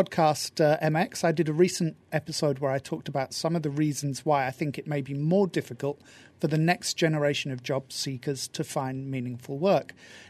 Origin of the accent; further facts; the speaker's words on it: United Kingdom; I'm British